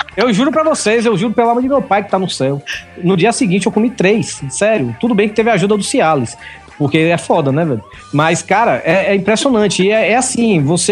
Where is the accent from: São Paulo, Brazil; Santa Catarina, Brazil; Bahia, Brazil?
Bahia, Brazil; moved away as an adult; also born or lived in Salvador; now in Fortaleza, Brazil; eu sou baiano